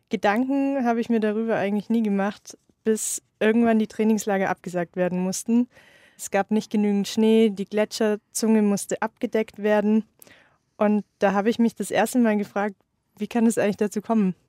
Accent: Unterallgäu, Bavaria, Germany; Also ich komme ursprünglich aus dem Unterallgäu, aus einem 700 Einwohner Dorf.

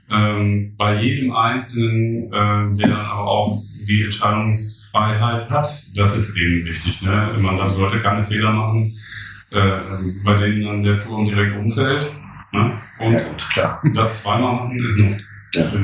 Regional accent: Germany; wir ähm, als Deutsche

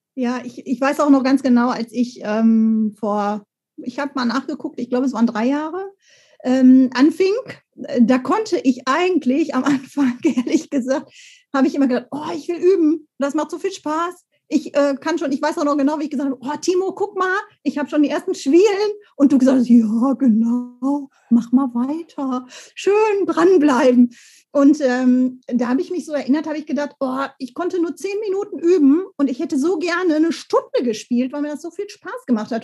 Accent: Bochum, North Rhine-Westphalia, Germany; da war ich schon im Bochumer Kinderchor

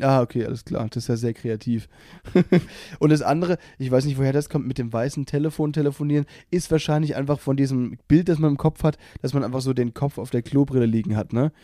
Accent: Baden-Württemberg, Germany; Ich bin ja aus Baden-Württemberg

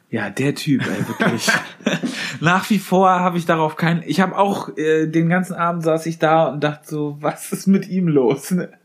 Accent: Germany; bei uns in Deutschland

